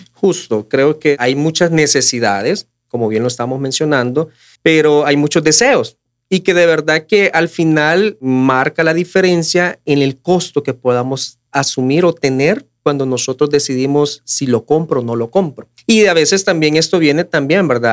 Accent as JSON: {"language": "Spanish", "country": "El Salvador", "said": "como familias salvadoreñas"}